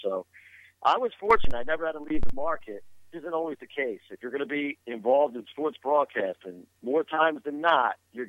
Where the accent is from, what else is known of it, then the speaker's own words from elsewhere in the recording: Philadelphia, Pennsylvania, United States; Growing up in the Philadelphia area, I always loved Harry Cow.